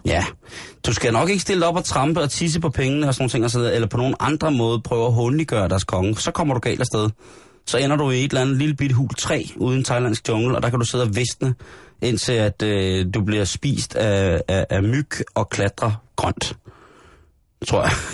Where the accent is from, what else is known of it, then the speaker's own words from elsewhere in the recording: Denmark; som dansker jo selvfølgelig er, er man meget stolt af det